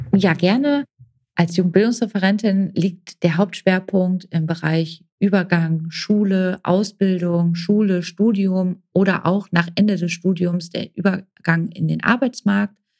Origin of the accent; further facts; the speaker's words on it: Oldenburg, Lower Saxony, Germany; moved away as an adult; now in Gelsenkirchen, Germany; komme gebürtig aus Oldenburg, äh, wohne jetzt seit 2011 in Gelsenkirchen